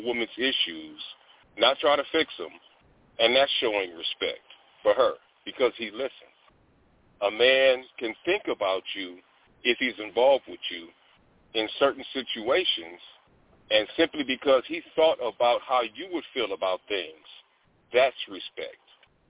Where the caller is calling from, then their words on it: Omaha, Nebraska, United States; I'm calling from Omaha, Nebraska.